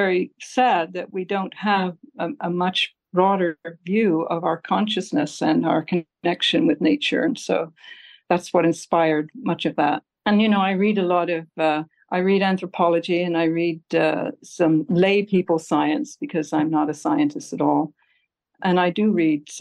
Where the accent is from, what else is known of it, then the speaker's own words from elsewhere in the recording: England, United Kingdom; now in Alameda, United States; I grew up in England and I went to school in England